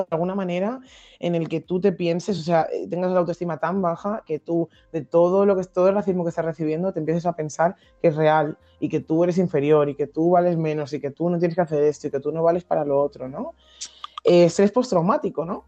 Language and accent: Spanish; Madrid, Community of Madrid, Spain; accent: Madrid; Yo que soy de Madrid de toda la vida